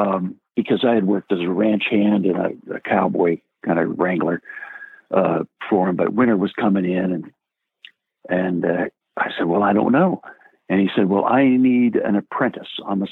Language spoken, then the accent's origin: English; New Jersey, United States; also born or lived in Ohio / England; Well, I was raised in Ohio and New Jersey and England. And then I went to high school in New Jersey, like I said, which was close to New York City.